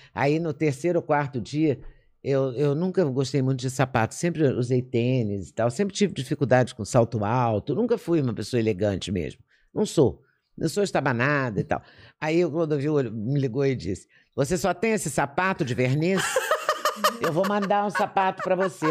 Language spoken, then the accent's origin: Portuguese; Juiz de Fora, Minas Gerais, Brazil; moved away; also born or lived in Belo Horizonte / Rio de Janeiro / São Paulo; eu nasci e cresci e me formei em Juiz de Fora.